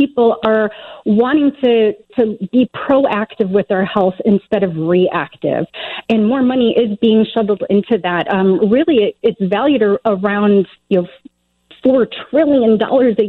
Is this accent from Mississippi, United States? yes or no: no; Joliet, Illinois, United States; now in Nevada, United States; I'm from Illinois, actually. I grew up in the Joliet area